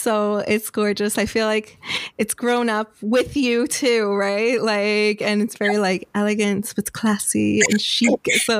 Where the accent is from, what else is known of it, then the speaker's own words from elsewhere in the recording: New York, United States; I'm from New York.